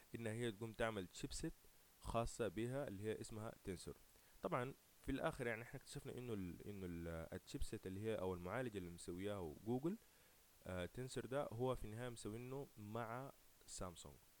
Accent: Sudan; احنا في بلدنا اكثر كسودانيين

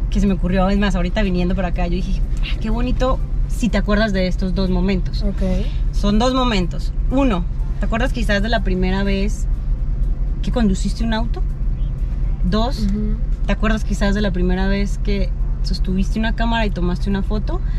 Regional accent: Medellín, Antioquia, Colombia; accent: paisa; now in Mexico; Yo soy colombiana, si no lo saben, vivo en México. yo sé, ya perdí mi acento paisa porque además soy de Medellín

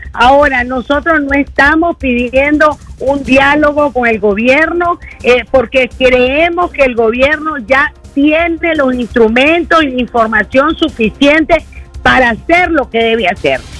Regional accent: León, Nicaragua; soy leonesa de pura cepa

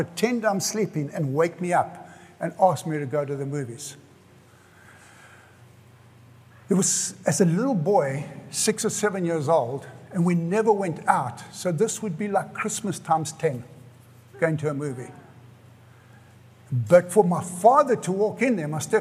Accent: South Africa; moved away as an adult; now in United States; I grew up in South Africa

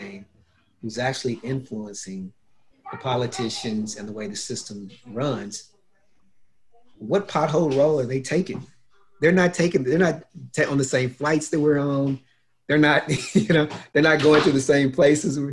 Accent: United States; I'm from the States.

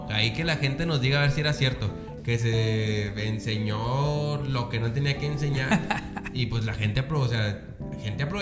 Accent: Monterrey, Nuevo León, Mexico; De Monterrey.

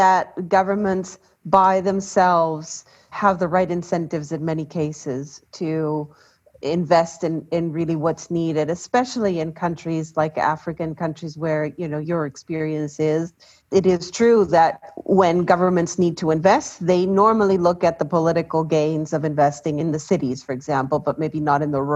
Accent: Ecuador; I come from Ecuador. I come from a country in Latin America

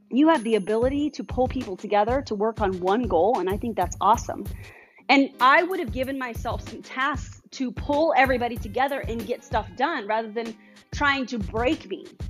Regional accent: Colorado Springs, Colorado, United States; I was from Colorado Springs.

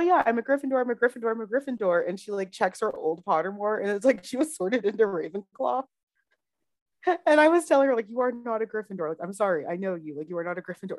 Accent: the South, United States; growing up in the South

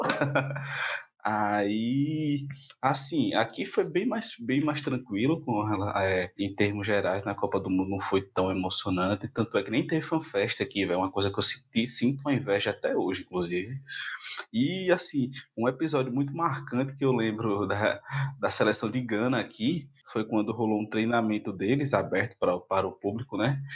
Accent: Maceió, Alagoas, Brazil; sou daqui de Maceió

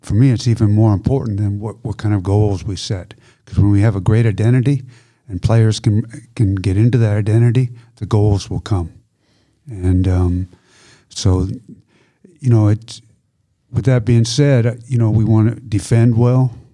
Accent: Canada; moved away as an adult; now in Germany; I'm Canadian, I played for Canada, grew up in Canada

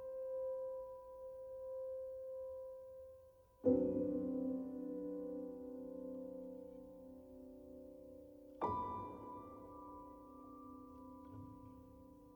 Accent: New York, United States; as a New Yorker

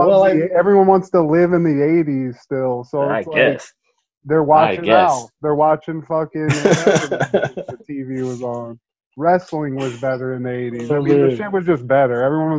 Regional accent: Ohio, United States; but, I mean, I'm from Ohio and people are like, oh man, you have such an accent.

